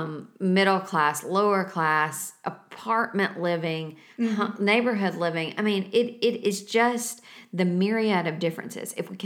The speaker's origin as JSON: {"language": "English", "town": "Savannah", "region": "Tennessee", "country": "United States", "tie": "born or raised there", "said": "I was raised in Savannah, Tennessee, where the demographic is it's pretty much all the same. I mean, there were races in every neighborhood in town"}